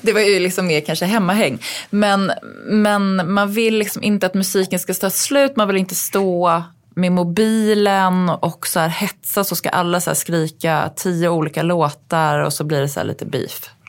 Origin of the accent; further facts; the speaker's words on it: Uppsala, Uppsala County, Sweden; also born or lived in New York; min uppväxt i Uppsala